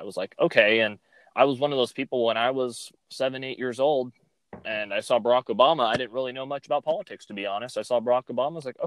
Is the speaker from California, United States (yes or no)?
yes; Fresno, California, United States; I grew up here in Fresno, California. Fresno is my home.